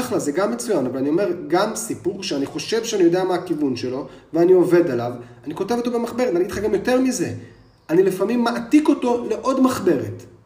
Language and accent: Hebrew; Jerusalem, Jerusalem District, Israel; born or raised there